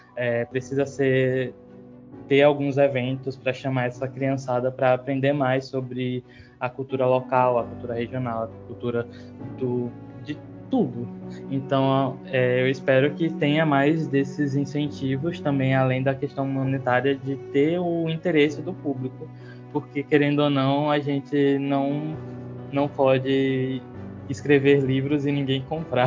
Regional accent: Aracaju, Sergipe, Brazil; Eu nasci e me criei em Aracaju

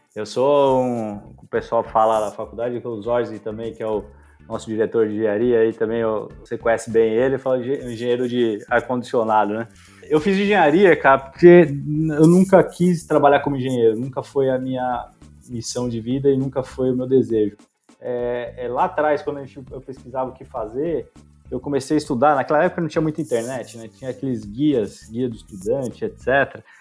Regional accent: São Paulo, Brazil; also born or lived in São Carlos; Eu sou de São Paulo, eu fui criado em São Paulo

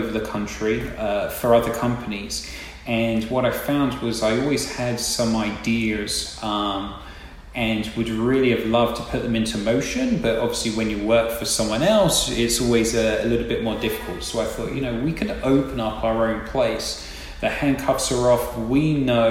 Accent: England, United Kingdom; now in Tampa, United States; So I actually grew up in England, probably tell from my accent

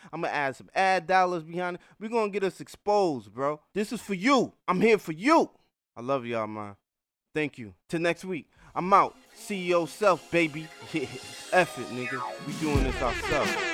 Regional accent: New Haven, Connecticut, United States; I grew up in New Haven, Connecticut

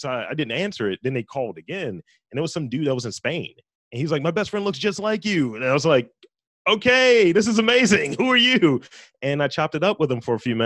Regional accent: Baltimore, Maryland, United States; I'm from Baltimore, East Baltimore to be specific.

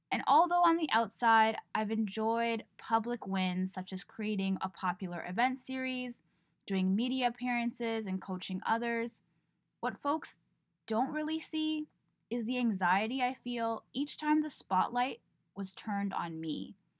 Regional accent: Toronto, Ontario, Canada; I was born and raised in Toronto

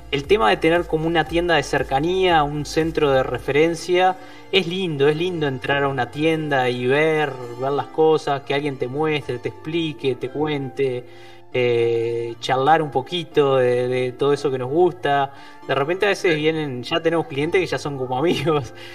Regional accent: Maldonado, Uruguay; yo soy de, acá de Maldonado también, como vos.

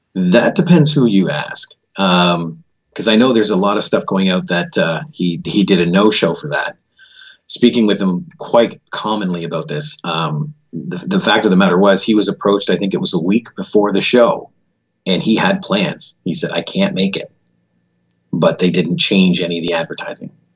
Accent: Canada; also born or lived in Florida; I was born right here in Canada

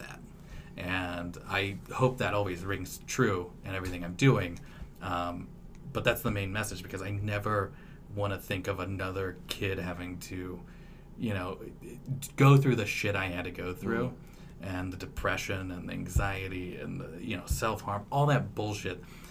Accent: Claremore, Oklahoma, United States; also born or lived in Tulsa, Oklahoma / Los Angeles; I grew up in Claremore, and Claremore, Oklahoma.

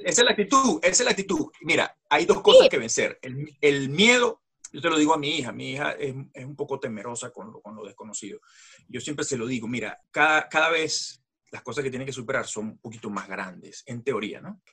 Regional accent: Venezuela; moved away as an adult; soy de nacimiento venezolano, eh, vengo de una familia francesa

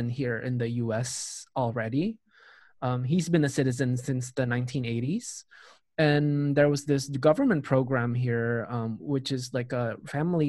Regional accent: Jakarta, Indonesia; moved away as an adult; also born or lived in Ames, Iowa, United States; now in United States; I grew up in Jakarta in Indonesia for the first 18 years of my life

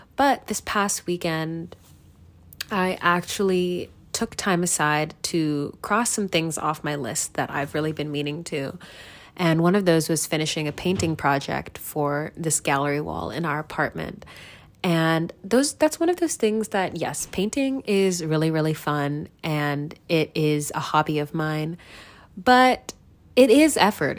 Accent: United States; I grew up in America my entire life

